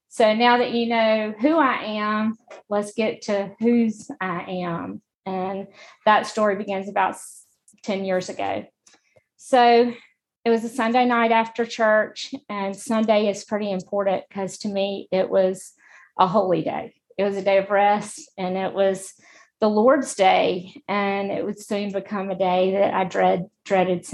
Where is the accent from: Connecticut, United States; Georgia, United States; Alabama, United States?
Alabama, United States; Montgomery; I'm from Montgomery. I've lived here my whole life.